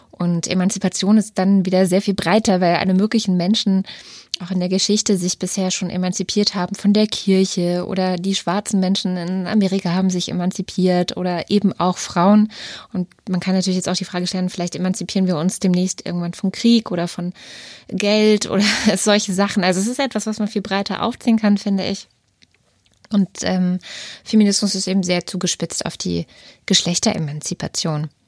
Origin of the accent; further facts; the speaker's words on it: East Germany, Germany; born there; Also ich bin selber in der DDR geboren.